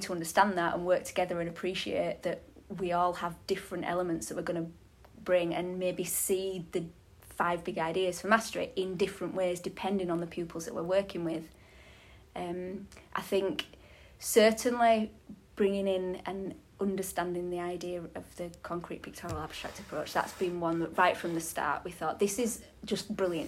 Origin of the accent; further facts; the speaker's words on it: Halifax, Yorkshire and the Humber, United Kingdom; I'm from Halifax as well